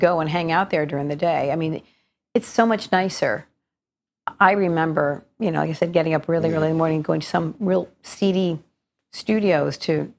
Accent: Connecticut, United States; moved away as an adult; also born or lived in Wallingford, Connecticut; now in Norwalk, United States; I was born in Norwalk, Connecticut, and grew up until I was 10 there, and then moved to Wallingford, Connecticut

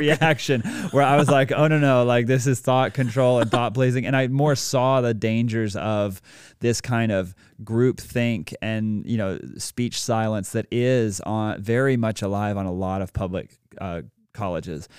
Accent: Greenville, South Carolina, United States; also born or lived in Dallas, Texas / Atlanta, Georgia; So I was born in Dallas, Texas, uh, and lived there for, like, seven and a half years, then lived in Atlanta for a while, and then ultimately moved here to Greenville, South Carolina, and have spent, like, twenty years here now

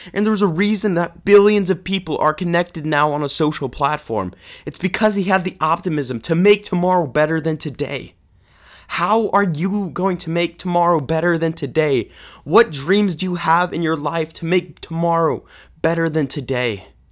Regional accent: Kansas City, Missouri, United States; growing up in Kansas City

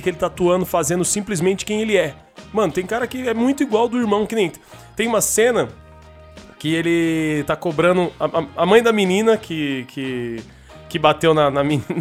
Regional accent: Brazil; Eu sou da Tiradentes, sou da periferia

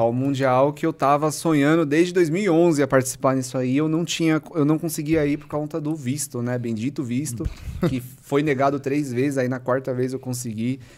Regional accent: São Paulo, Brazil; E eu morei sempre no centro, na Casper Libero. Nossa. Eu nasci na Estação da Luz.

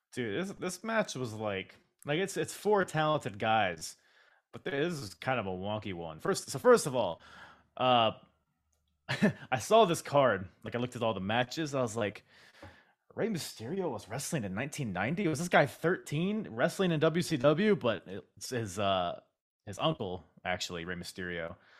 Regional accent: Philippines; I'm Filipino

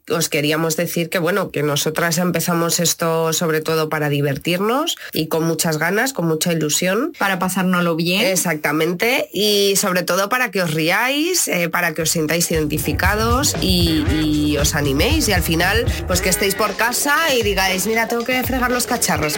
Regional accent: Madrid, Community of Madrid, Spain; soy de Madrid

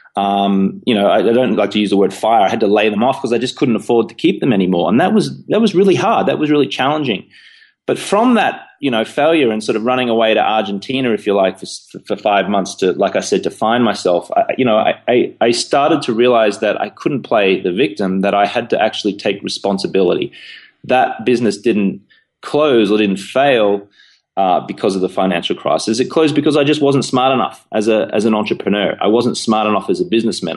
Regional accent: Australia; accent: Australian; moved away as an adult; also born or lived in London, United Kingdom; now in New York, United States; as you can tell from my, you know, silly accent, I'm Australian, born in Australia.

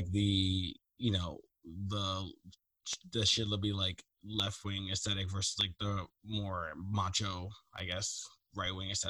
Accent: Baltimore, Maryland, United States; moved away as an adult; now in West Coast, United States; I grew up in Baltimore.

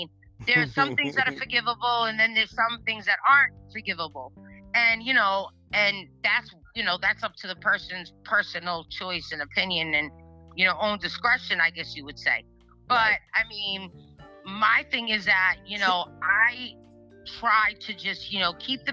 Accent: Massachusetts, United States; I'm from Massachusetts

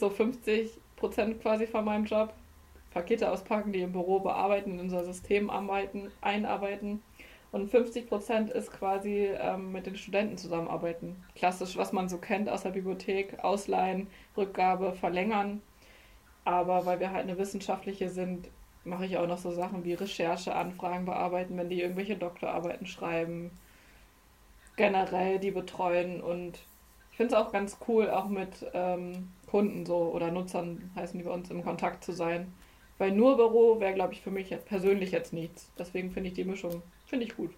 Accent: Germany; aber wir kommen ja aus Deutschland

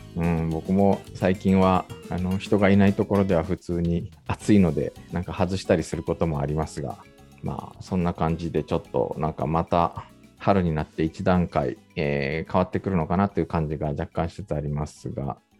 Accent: Japan; now in South Korea; 日本生まれ、今は2回目の韓国在住、えー、韓国人じゃなくて日本人

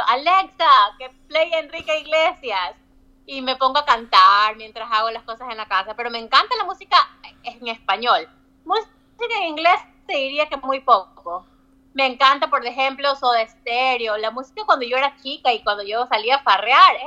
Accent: Guayaquil, Guayas, Ecuador; moved away as an adult; also born or lived in Florida, United States; now in Virginia, United States; Yo cuando era chica y estaba en Ecuador, estaba en Guayaquil

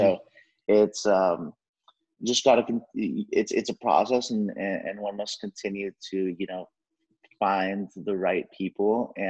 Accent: Mexico; I am from Mexico, and I'm working with people who come from similar backgrounds

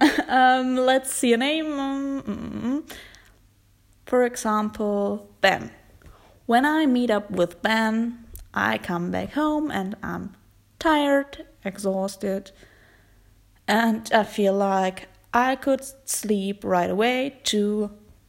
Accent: Germany; accent: German; English is a second language; my German accent

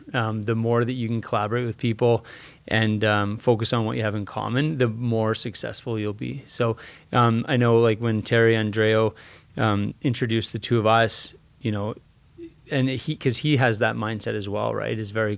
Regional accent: Red Deer, Alberta, Canada; So I grew up in Red Deer, Alberta. So an hour and a half north of here.

